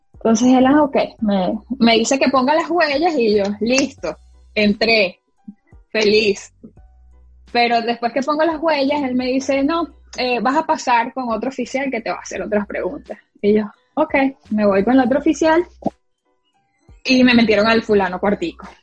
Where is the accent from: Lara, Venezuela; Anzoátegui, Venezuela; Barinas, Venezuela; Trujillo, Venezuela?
Barinas, Venezuela; moved away as an adult; now in United States; De Barinas